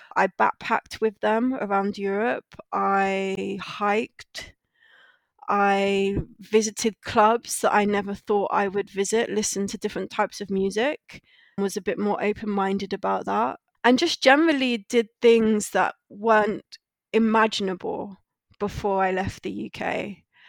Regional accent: London, United Kingdom; moved away as an adult; also born or lived in Guyana / Santander / China / Martinique; now in Barcelona, Spain; I'm from London originally, and I'm currently living in Barcelona. I grew up in London

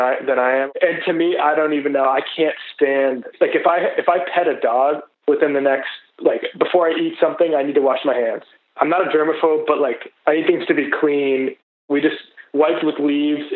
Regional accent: Boston, Massachusetts, United States; I'm from Boston, Massachusetts

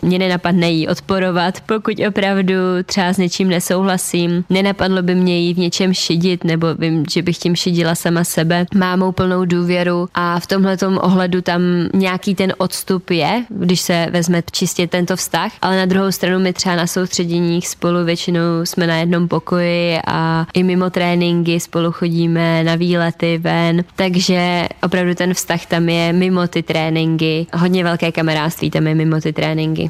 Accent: Turnov, Liberec Region, Czechia; u nás v Turnově

